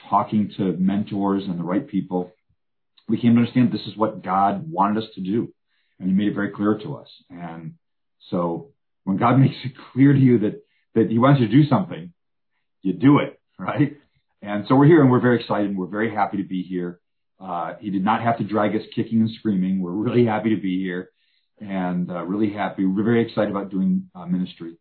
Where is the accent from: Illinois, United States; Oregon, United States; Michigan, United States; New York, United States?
Michigan, United States; Birmingham; moved away as an adult; also born or lived in Macomb, Michigan; now in Houston, United States; the church I grew up at, Redeemer Lutheran in Birmingham